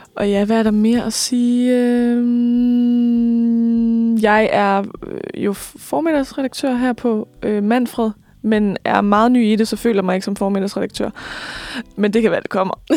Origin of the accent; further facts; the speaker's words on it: Lemvig, Central Denmark Region, Denmark; moved away; Jeg kommer fra Vestjylland. Mm. Øh, Lemvi nærmere bestemt